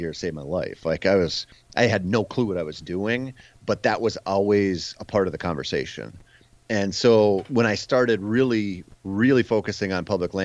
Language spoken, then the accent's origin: English; Minnesota, United States; I grew up in Minnesota